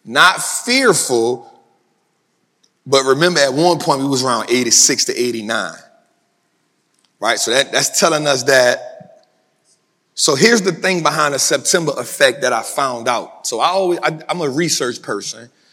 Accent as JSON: {"language": "English", "town": "New Orleans", "region": "Louisiana", "country": "United States", "said": "I'm from New Orleans, so I'm good with heat"}